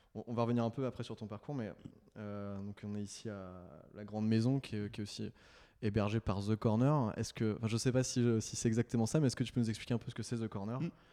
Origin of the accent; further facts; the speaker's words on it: Nantes, Pays de la Loire, France; je viens de Nantes